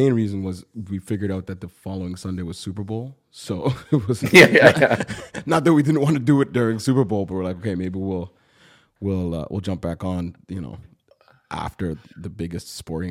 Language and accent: English; Toronto, Ontario, Canada; I'm from Toronto